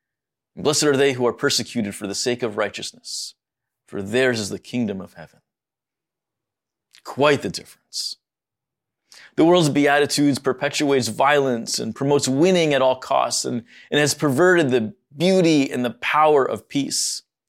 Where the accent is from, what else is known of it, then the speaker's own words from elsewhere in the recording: United States; born there; As a Middle Easterner, my heart is deeply concerned for all the parties involved. And while I was born here in the States, my parents and everyone before was born in Egypt.